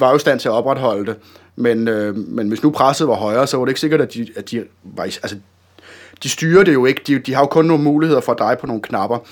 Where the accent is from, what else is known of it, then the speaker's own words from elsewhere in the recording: Denmark; som dansker